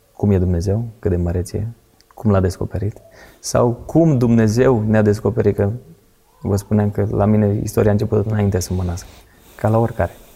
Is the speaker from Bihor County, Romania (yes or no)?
no; Pitești, Argeș, Romania; Eu mă trag din Pitești, ne-am mutat înapoi în Pitești